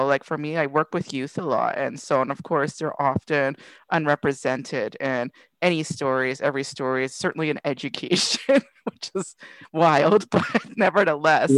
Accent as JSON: {"language": "English", "town": "Toronto", "region": "Ontario", "country": "Canada", "tie": "born or raised there", "said": "I grew up in Regent Park"}